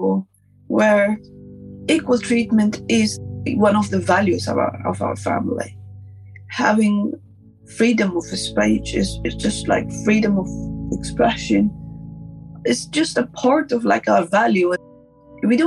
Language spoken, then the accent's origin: English; Afghanistan; moved away; my childhood, growing up in Afghanistan